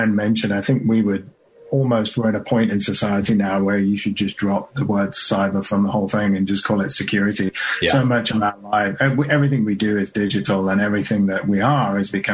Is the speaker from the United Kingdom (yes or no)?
yes; Birmingham, West Midlands, United Kingdom; moved away; I am from Birmingham